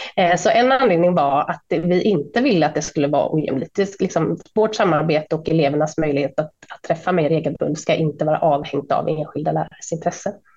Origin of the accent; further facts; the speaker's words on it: Sweden; alla vi som var svenskar